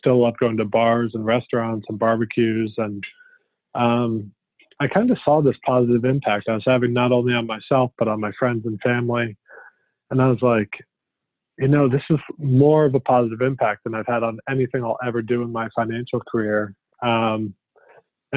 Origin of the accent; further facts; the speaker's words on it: Connecticut, United States; moved away as an adult; also born or lived in Vermont / New York; I grew up in Connecticut